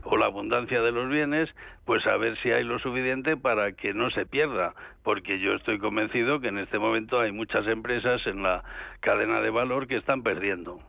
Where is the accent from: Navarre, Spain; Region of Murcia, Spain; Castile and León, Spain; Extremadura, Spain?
Castile and León, Spain; León; yo que soy de León